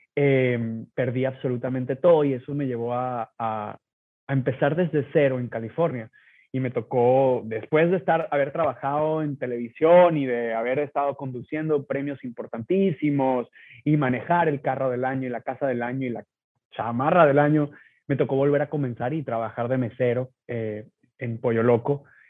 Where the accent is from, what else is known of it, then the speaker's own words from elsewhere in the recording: Venezuela; moved away as an adult; now in United States; yo nací en Venezuela